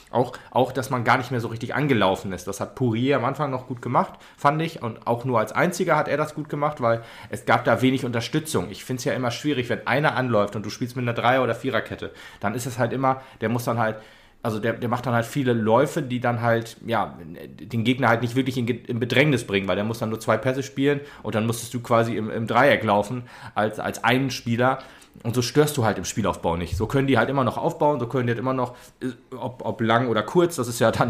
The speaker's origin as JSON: {"language": "German", "town": "Frankfurt", "region": "Hesse", "country": "Germany", "tie": "born there", "said": "sagen, ich möchte wieder zurück gen Frankfurt, sondern ich möchte halt hier bleiben, weil ich jetzt hier meine Heimat sehe und nicht mehr da, wo ich geboren wurde."}